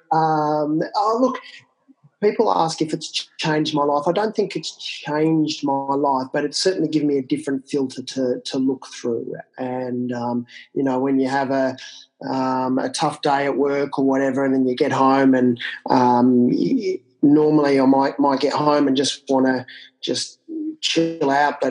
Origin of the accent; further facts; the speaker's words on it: country Victoria, Australia; also born or lived in Canberra; I grew up in country Victoria, which is outside of Melbourne in the southern part of Australia.